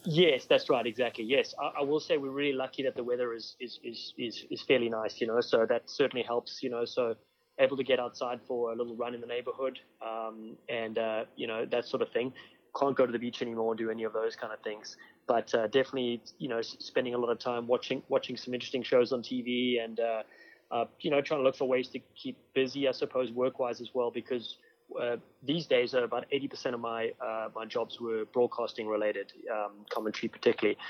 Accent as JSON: {"language": "English", "town": "Cape Town", "region": "Western Cape", "country": "South Africa", "tie": "born or raised there", "moved": "as an adult", "lives_now": "United States", "said": "I studied uh, a marketing degree in South Africa, uh, where I grew up in Cape Town"}